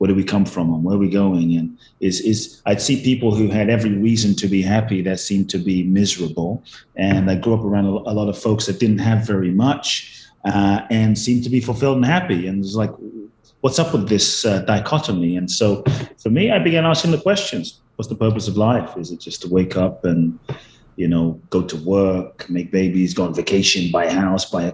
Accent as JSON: {"language": "English", "region": "London", "country": "United Kingdom", "tie": "born or raised there", "also_born_or_lived": "Ghana / Los Angeles, United States", "moved": "yes", "lives_now": "Miami, United States", "said": "I was born in Ghana, West Africa. My father's from Ghana. My mother's Japanese. I grew up in London, moved to the US, lived in LA, now in Miami and Mexico and all over the place"}